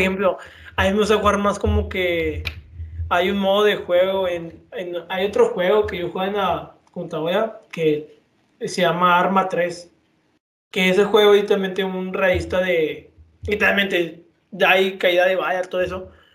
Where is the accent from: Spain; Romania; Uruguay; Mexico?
Mexico; somos respetados mexicanos